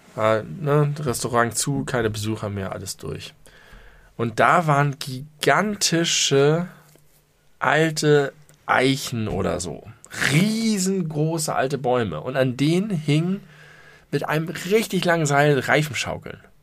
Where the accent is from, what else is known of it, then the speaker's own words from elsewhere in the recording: Hamburg, Germany; ich komme aus Hamburg